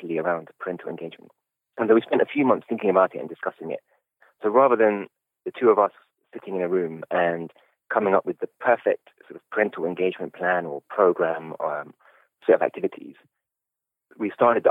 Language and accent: English; Croydon, London, United Kingdom; accent: Croydon; also born or lived in Oxford; I grew up in Taunton Heath in Croydon